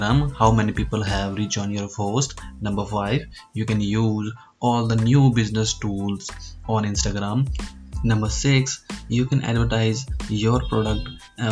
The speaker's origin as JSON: {"language": "English", "town": "Hanumangarh", "region": "Rajasthan", "country": "India", "said": "I am from Hanumangarh, a small district of Rajasthan state in India."}